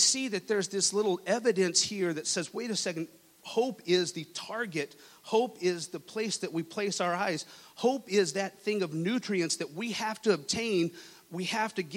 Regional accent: Lubbock, Texas, United States; moved away; I was born and raised in Texas, in West Texas

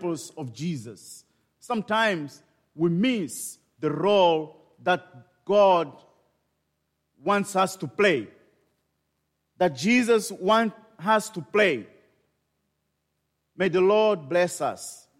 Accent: Maputo, Mozambique; I was born in Maputo, in Mozambique, and thus I am the missionary there

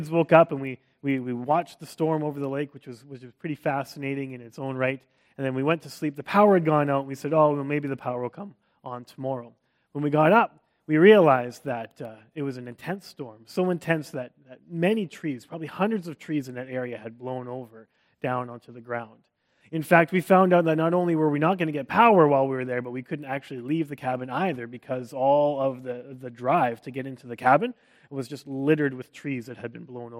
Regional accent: Canada; accent: Canadian; moved away; also born or lived in Texas, United States; I wasn't American. I was still Canadian. In fact, I loved being Canadian. Being a Canadian in Texas became a big part of my identity

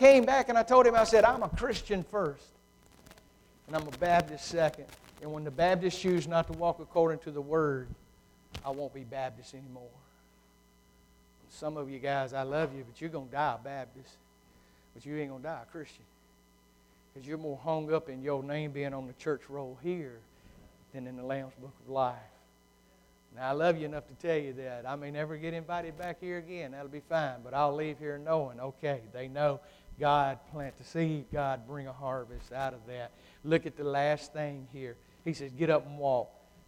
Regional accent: United Kingdom; being a Brit, you know, we've got to have an answer for everything.

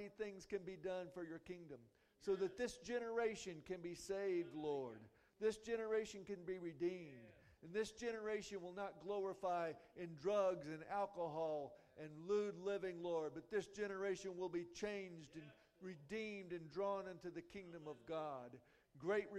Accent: United States; I was born here, and I've been overseas, and every time I come back home

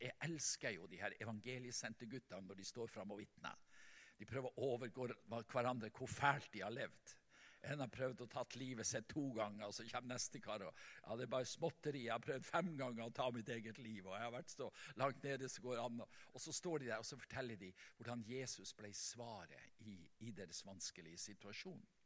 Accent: Vestland, Norway; hjemme på Selja, der i mammahuset

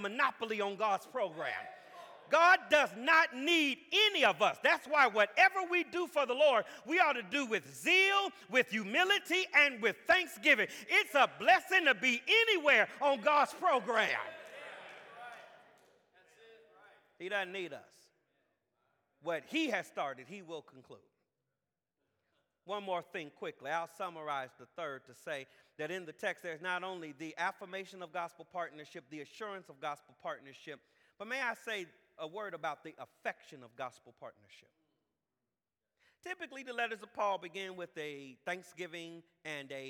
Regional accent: Jacksonville, Florida, United States; I'm from Jacksonville

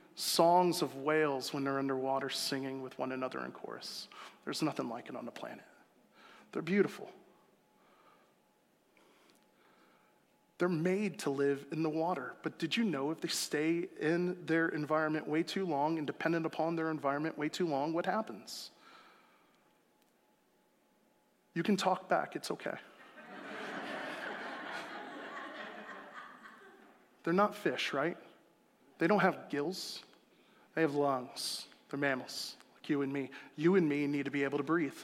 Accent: South Florida, United States; moved away; I'm from South Florida. I spent my formative years there

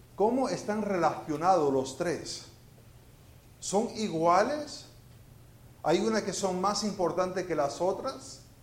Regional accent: Venezuela; moved away as an adult; also born or lived in Florida, United States / Spain; now in Houston, United States; yo nací en Florida y viví en Venezuela y viví en España y vivo en Houston

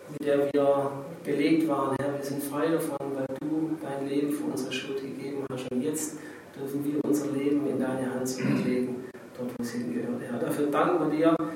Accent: Germany; bei uns in Deutschland hier.

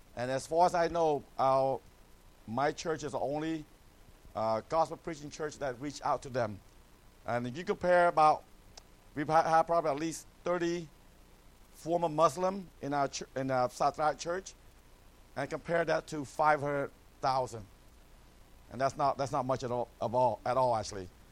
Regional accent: Atlanta, Georgia, United States; moved away as an adult; also born or lived in California; now in Cambodia; I came to America when I was 11. I grew up in Atlanta, Georgia

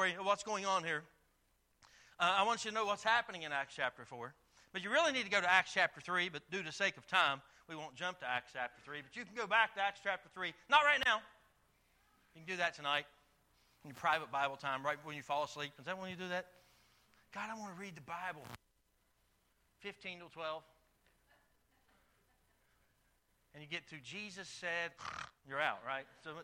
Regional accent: United States; moved away; I'm from Boone County

